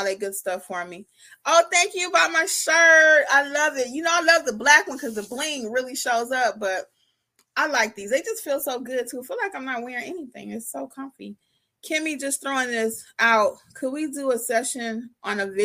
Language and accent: English; Detroit, Michigan, United States; now in Georgia, United States; I'm from Michigan too, girl. Detroit, West Side. I've been in Georgia over 20 years, but I still claim Detroit